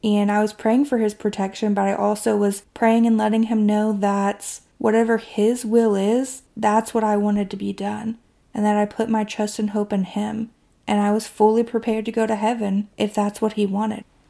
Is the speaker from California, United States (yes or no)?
no; Kentucky, United States; my hometown in Kentucky